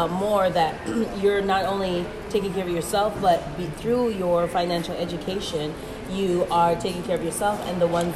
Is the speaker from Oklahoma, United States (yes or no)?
no; Wisconsin, United States; I'm from Wisconsin